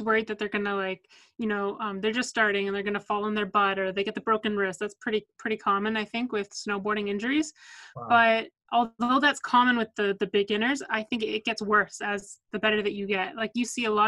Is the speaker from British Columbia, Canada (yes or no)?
yes; Vancouver, British Columbia, Canada; also born or lived in New Jersey; We were born and raised in Vancouver.